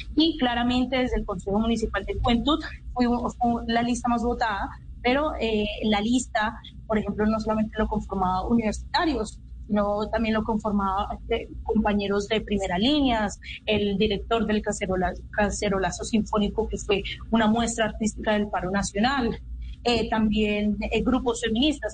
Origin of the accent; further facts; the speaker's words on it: Cali, Valle del Cauca, Colombia; soy de Cali, del Pacífico colombiano